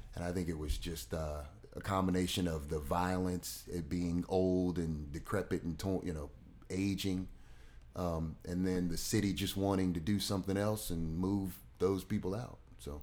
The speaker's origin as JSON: {"language": "English", "town": "Louisville", "region": "Kentucky", "country": "United States", "tie": "born or raised there", "moved": "as an adult", "lives_now": "Richmond, United States", "said": "Grew up in Louisville, Kentucky, on, uh, thirteenth and Muhammad Ali Boulevard"}